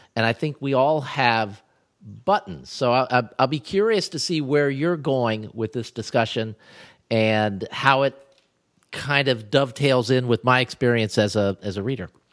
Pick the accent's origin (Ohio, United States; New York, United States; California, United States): Ohio, United States; when I was growing up in Ohio